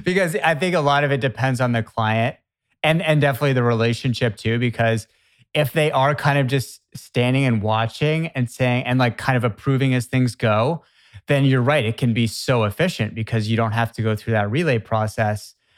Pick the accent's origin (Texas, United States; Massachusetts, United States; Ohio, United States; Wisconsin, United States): Massachusetts, United States; Boston area; I'm from the Boston area